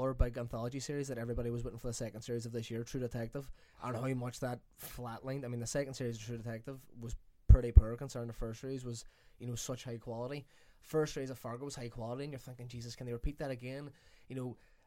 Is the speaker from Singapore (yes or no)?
no; Ireland; we're self hitting as Irish people.